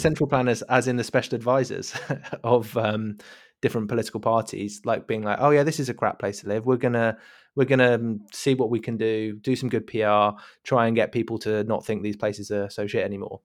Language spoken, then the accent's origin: English; United Kingdom; as a, as a British listener.